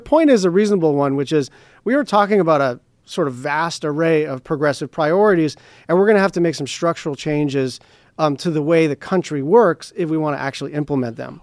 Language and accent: English; Hawaii, United States; I come from Hawaii